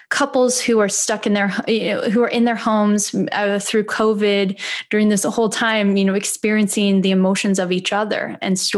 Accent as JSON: {"language": "English", "region": "Midwest", "country": "United States", "moved": "yes", "said": "I'm from the Midwest."}